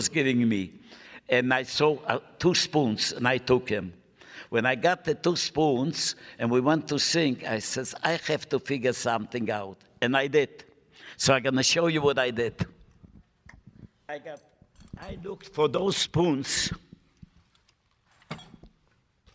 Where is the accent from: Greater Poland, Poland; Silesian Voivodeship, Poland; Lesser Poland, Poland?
Lesser Poland, Poland; Krakow; English is a second language; moved away as an adult; also born or lived in Italy; I was born in Krakow, Poland